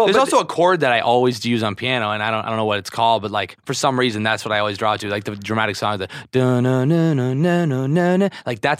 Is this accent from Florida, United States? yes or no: yes; Niceville, Florida, United States; also born or lived in Macomb, Mississippi; Yeah, Niceville. I was born in Mississippi, in Macomb.